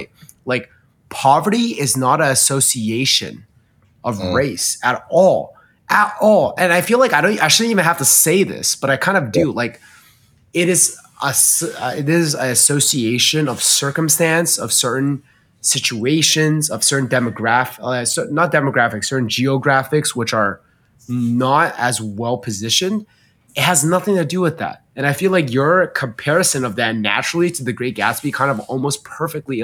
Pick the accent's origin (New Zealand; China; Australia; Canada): China; moved away; I grew up in China. My parents are very, very Chinese.